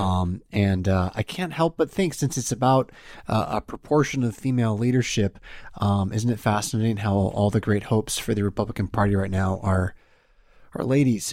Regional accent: United States; my framework as an American

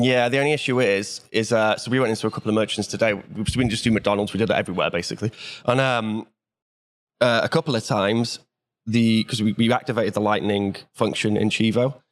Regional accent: Wales, United Kingdom; I'm from Wales

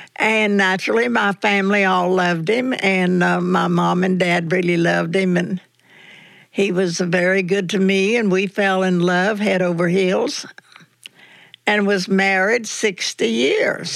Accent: North Carolina, United States; I was born and raised in North Carolina

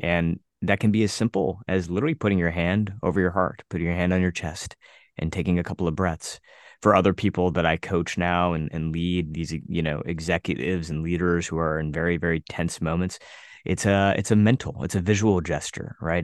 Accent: United States; an Indian kid growing up in the United States

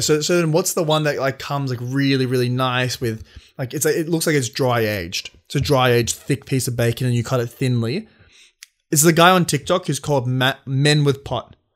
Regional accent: Sydney, New South Wales, Australia; We're both from Sydney.

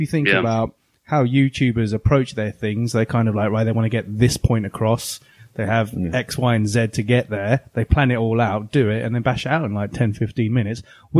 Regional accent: Croydon, London, United Kingdom; We grew up, obviously, we're from Croydon, we're from South London. We grew up in that scene

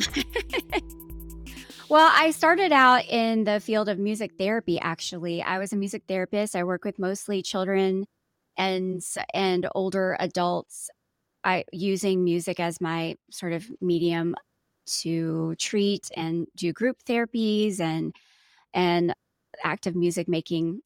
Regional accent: Atlanta, Georgia, United States; I was born and raised here. I was raised mostly mostly in the South. I'm from Atlanta, so I'm very Southern through and And uh, through.

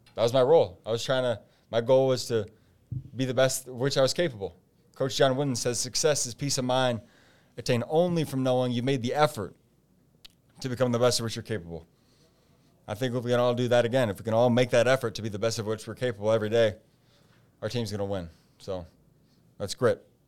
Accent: Fort Wayne, Indiana, United States; also born or lived in Michigan; my hometown of Fort Wayne

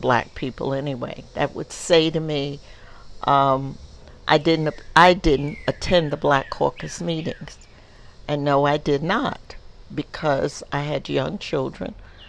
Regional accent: the South, United States; also born or lived in Co-op City, New York; now in New York, United States; I came from the South

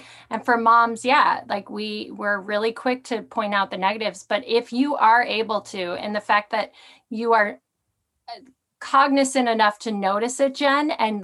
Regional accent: Midwest, United States; moved away; I grew up in the Midwest

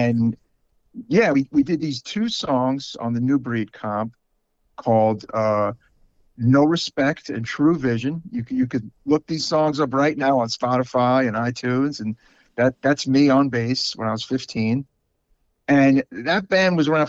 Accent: New York City, New York, United States; I grew up in Sheepshead Bay

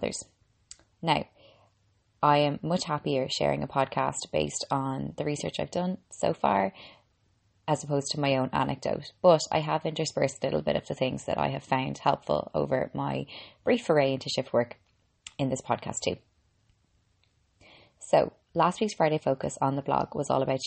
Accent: Ireland; I'm an Irish girl and qualified medical doctor

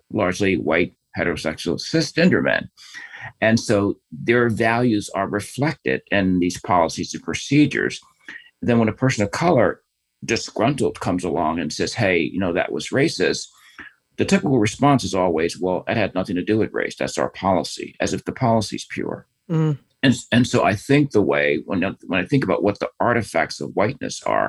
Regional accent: United States; I've grown up here

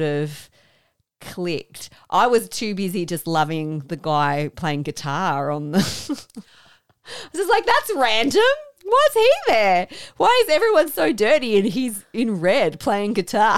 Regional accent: Australia; as an Australian

